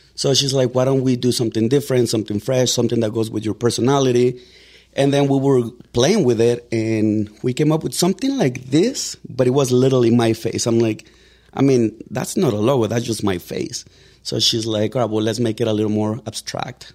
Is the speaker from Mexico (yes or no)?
yes; Mexico; English is a second language; now in Denver, United States; I was born in Mexico. I got here on September of two thousand and three.